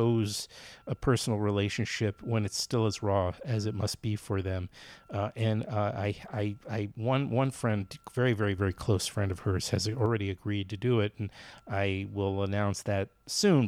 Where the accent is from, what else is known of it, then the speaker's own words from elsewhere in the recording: New York City, New York, United States; moved away; I've been temporarily in Queens, back in Queens in my hometown, where my dad was living until he died recently